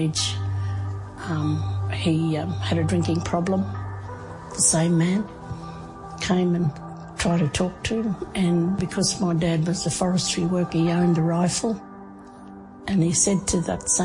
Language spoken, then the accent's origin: English; Cherbourg, Queensland, Australia; My family's from Cherbourg. I was born there.